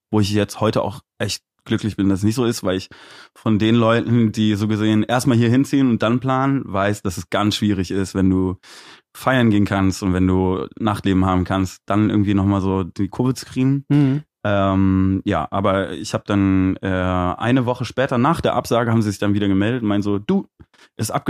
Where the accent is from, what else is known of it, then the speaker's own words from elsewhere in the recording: Aachen, North Rhine-Westphalia, Germany; moved away as an adult; ich bin in Aachen geboren und da auch zur Schule gegangen und habe dann noch mein Abi gemacht und bin dann aber direkt nach dem Abi so mit 19 dann abgehauen.